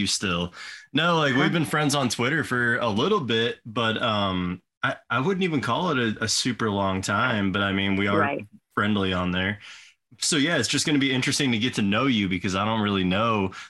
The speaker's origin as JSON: {"language": "English", "region": "Missouri", "country": "United States", "said": "I'm from Missouri"}